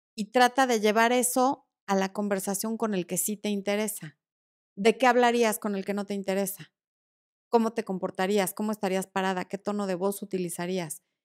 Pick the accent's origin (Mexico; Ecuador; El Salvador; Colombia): Mexico; Cuernavaca, Morelos; Yo pasé gran parte de mi infancia en Cuerna.